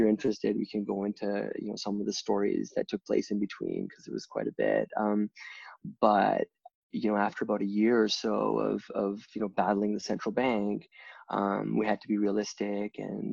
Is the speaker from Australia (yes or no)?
no; the west part of Canada, Western Canada, Canada; moved away as an adult; also born or lived in India; now in Toronto, Canada; I was born and raised in the west part of Canada, but Toronto's been my home for almost 20 years now